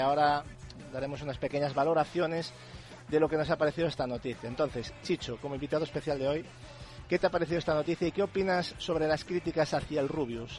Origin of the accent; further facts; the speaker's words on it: Spain; aquí en España, yo como, como español que soy